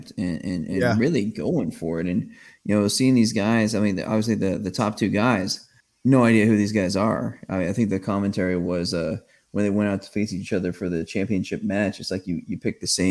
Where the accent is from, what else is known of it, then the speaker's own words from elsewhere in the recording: Kansas, United States; I was raised in Kansas